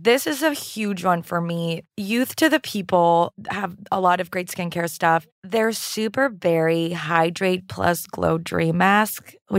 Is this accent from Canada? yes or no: yes; Canada; I'm French-Canadian.